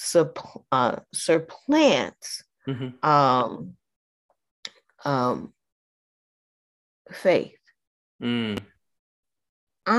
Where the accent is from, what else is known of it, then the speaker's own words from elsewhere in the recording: United States; I am an American